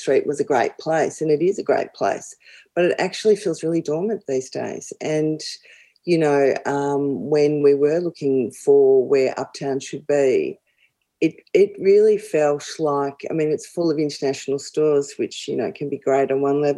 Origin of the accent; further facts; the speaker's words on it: Melbourne, Victoria, Australia; as a girl growing up in Doncaster, we used to drive into the city